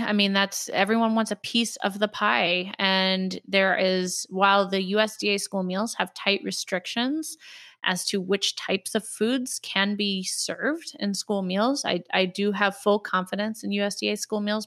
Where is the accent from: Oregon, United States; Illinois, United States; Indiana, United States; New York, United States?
Indiana, United States; Indianapolis; in Indianapolis Public Schools, I'm very involved with, uh, some of the work here in my hometown